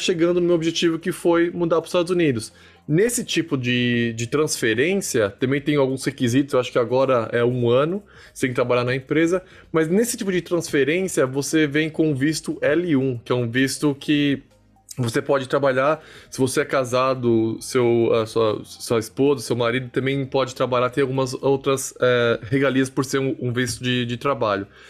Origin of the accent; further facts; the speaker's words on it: Brazil; moved away as an adult; also born or lived in Portugal; now in United States; eu saí do Brasil falando um inglês ok